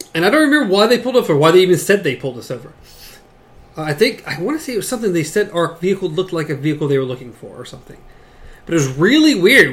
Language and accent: English; the South, United States; accent: southern; the southern accent